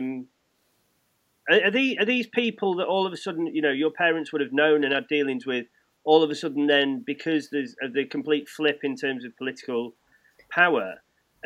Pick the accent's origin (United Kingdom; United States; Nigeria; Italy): United Kingdom; England; as an Englishman myself